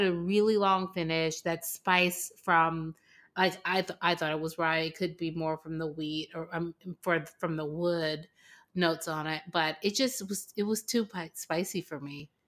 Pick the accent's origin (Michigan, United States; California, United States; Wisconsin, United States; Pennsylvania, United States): California, United States; Los Angeles; now in Atlanta, United States; born and raised in Los Angeles